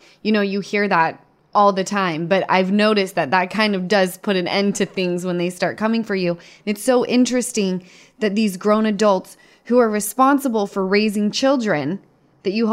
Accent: Utah, United States; I'm from Utah

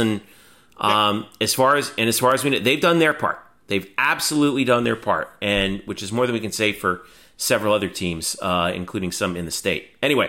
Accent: Margate, Florida, United States; Margate, Florida, which is where I spent 10 years of my life growing up in South Florida

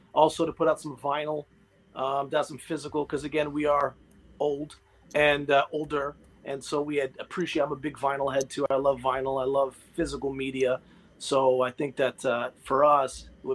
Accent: north of Barrie, Ontario, Canada; moved away as an adult; also born or lived in Mississauga, Canada / Pickering, Canada / London, Canada; now in Ajax, Canada; Originally, I was born in Mississauga. I lived up north for most of my life, north of Barrie.

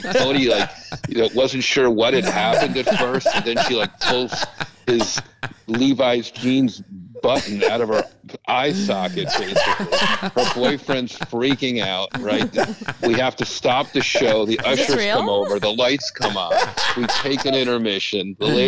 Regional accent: Canada; I was from Canada, so he'll like this.

